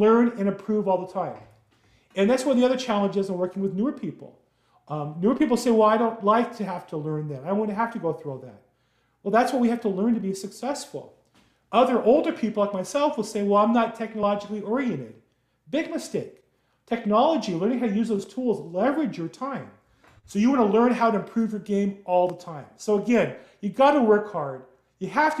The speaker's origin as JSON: {"language": "English", "town": "Los Angeles", "region": "California", "country": "United States", "tie": "born or raised there", "said": "I grew up in Los Angeles, California"}